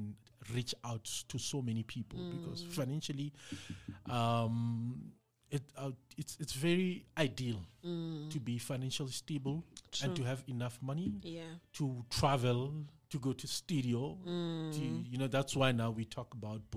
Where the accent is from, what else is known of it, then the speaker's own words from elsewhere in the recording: Limpopo, South Africa; I'm from Limpopo in Bakom